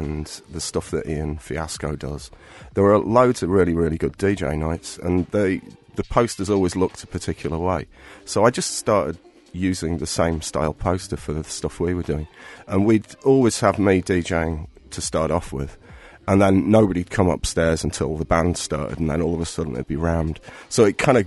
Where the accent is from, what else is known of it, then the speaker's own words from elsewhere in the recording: Rotherham, Yorkshire and the Humber, United Kingdom; moved away as an adult; also born or lived in Sheffield; now in Cork, Ireland; my hometown in Rotherham.